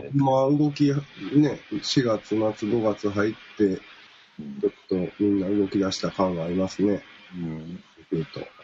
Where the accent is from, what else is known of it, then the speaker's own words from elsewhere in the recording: Kansai, Japan; 俺も関西出身